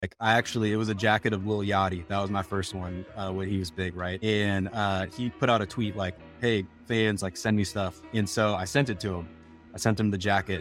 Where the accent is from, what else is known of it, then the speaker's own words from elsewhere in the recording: Minneapolis, Minnesota, United States; moved away as an adult; also born or lived in Rhode Island / Wisconsin; now in Portland, United States; I, I grew up in, in Minneapolis